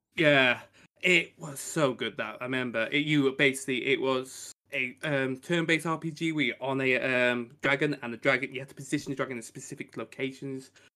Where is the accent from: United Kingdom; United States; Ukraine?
United Kingdom; I come from the Great P, um, Island of Blighty, like Rick does